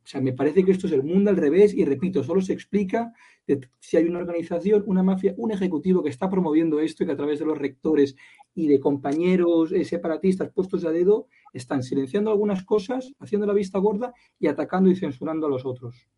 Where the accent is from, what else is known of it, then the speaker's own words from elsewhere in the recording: Catalonia, Spain; como catalán, como español, aquí en Cataluña